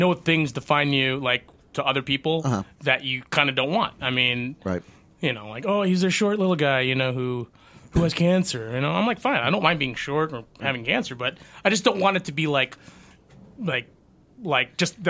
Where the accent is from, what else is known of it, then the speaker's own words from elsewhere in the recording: Philippines; Well, I'm Filipino.